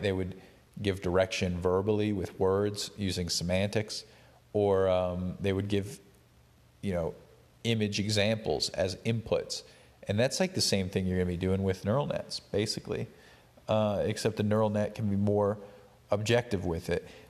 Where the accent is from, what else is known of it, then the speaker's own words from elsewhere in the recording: Appalachia, United States; I'm actually from rural Appalachia